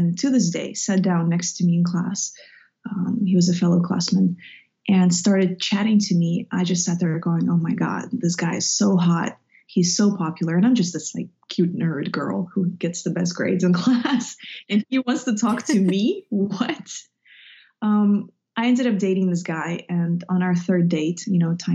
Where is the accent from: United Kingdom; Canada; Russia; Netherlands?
Russia; moved away; I grew up in Russia, in the Soviet Union